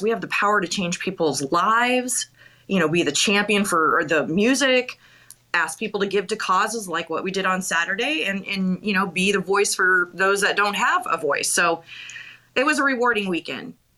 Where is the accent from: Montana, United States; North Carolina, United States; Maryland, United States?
Montana, United States; Bozeman; I'm from Bozeman. So, um, oh. yeah, I'm a Bobcat girl.